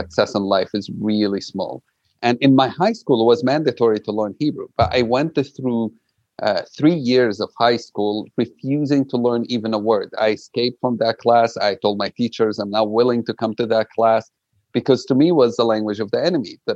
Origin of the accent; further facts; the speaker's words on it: Jerusalem, Palestine; English is a second language; I grew up in Jerusalem, like you said, no passport, no citizenship